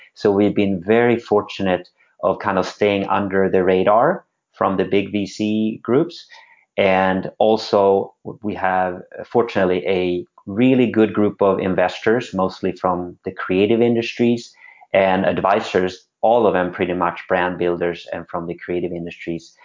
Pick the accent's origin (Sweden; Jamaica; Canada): Sweden; moved away as an adult; now in United States; I'm born and raised in Sweden and came over when I was 18